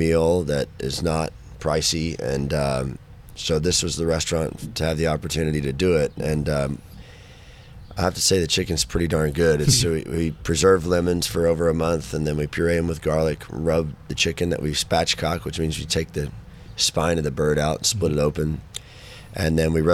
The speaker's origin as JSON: {"language": "English", "town": "Fort Worth", "region": "Texas", "country": "United States", "tie": "born or raised there", "also_born_or_lived": "Denton area, Texas", "said": "Fort Worth, you know, my hometown"}